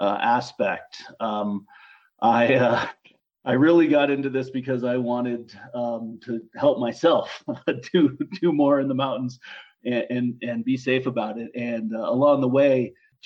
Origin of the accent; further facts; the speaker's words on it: Boulder, Colorado, United States; now in Leadville, United States; I grew up in Boulder, Colorado, on the Front Range